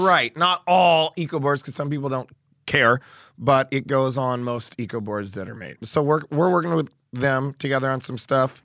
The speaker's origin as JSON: {"language": "English", "region": "Oregon", "country": "United States", "said": "I'm from Oregon"}